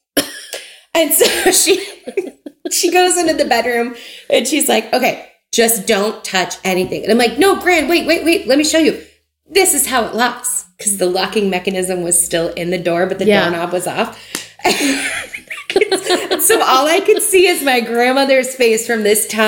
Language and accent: English; Memphis, Tennessee, United States; I grew up in Memphis